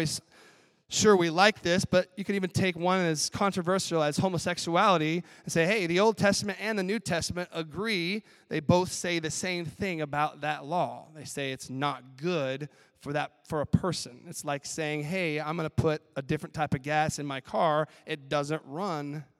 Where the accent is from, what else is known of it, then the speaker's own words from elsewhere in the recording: Denver, Colorado, United States; I grew up in Denver